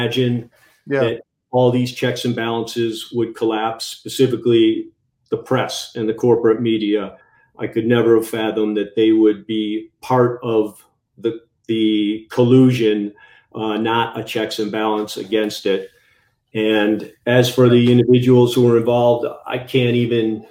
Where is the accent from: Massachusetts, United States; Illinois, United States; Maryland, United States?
Illinois, United States; moved away; My buddies of mine who I grew up with, we talk, still friends, and a lot of them live back in Illinois, and they talk about our old hometown